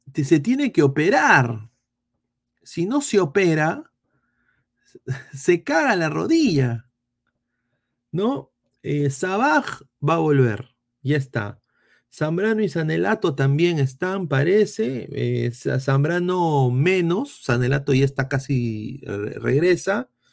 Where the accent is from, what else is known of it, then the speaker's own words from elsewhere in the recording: Peru; soy peruano